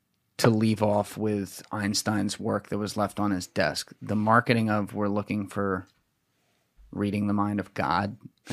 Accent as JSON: {"language": "English", "region": "New Jersey", "country": "United States", "said": "I'm from Jersey. You gotta go slower."}